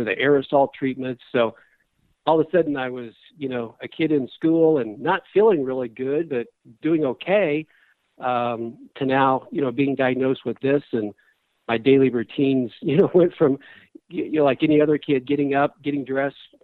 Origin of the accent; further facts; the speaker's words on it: Charleston, Illinois, United States; I grew up in Charleston, Illinois